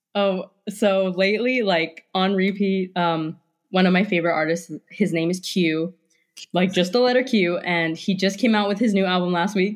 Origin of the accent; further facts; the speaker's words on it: Hawaii, United States; moved away as an adult; also born or lived in Pacific Northwest; I grew up in Hawaii